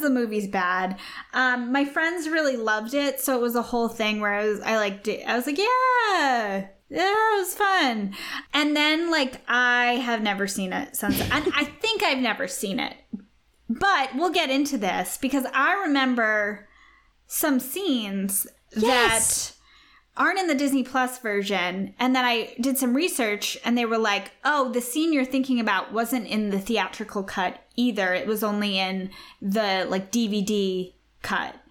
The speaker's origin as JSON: {"language": "English", "country": "Australia", "accent": "Australian", "said": "my Australian accent"}